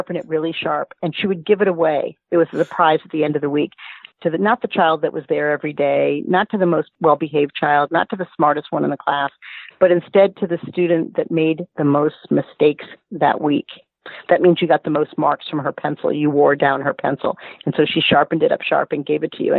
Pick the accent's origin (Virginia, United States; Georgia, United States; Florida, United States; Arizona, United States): Florida, United States; Miami; I grew up in Miami, and our schools were integrated at a young age